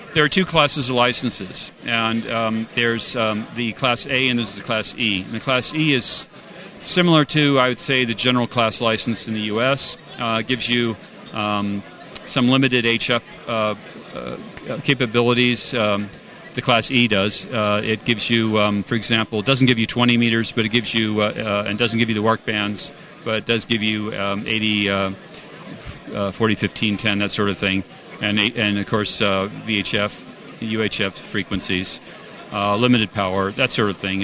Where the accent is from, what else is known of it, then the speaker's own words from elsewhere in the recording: California, United States; moved away as an adult; now in Munich, Germany; I'm originally from California